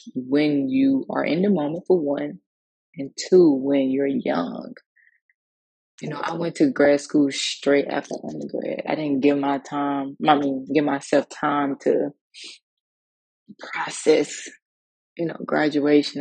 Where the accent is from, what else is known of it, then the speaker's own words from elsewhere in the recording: Mississippi, United States; growing up in the South, um, Mississippi